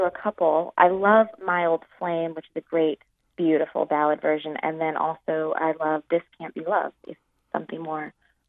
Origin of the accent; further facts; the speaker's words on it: Oklahoma, United States; moved away as an adult; also born or lived in Westchester County, New York; now in New York, United States; I was coming from Oklahoma